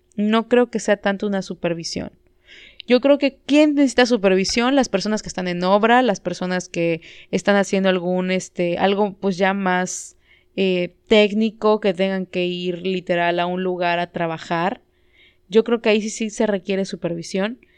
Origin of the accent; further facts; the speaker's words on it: Yucatán, Mexico; como mexicanos, como yucatecos